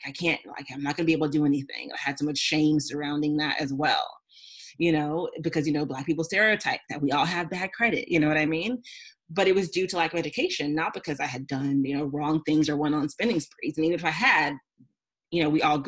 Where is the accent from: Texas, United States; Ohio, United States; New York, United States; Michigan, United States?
Texas, United States; Houston; moved away as an adult; also born or lived in California; I grew up in Houston.